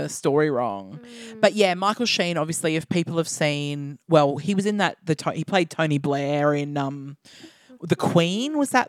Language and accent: English; Australia; we're Australian.